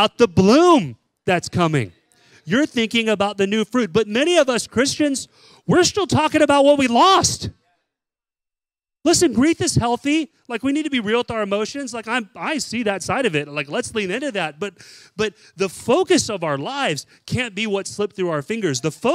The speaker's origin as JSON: {"language": "English", "region": "Texas", "country": "United States", "tie": "born or raised there", "moved": "yes", "said": "I'm from Texas. We didn't have bottle brush trees there growing up"}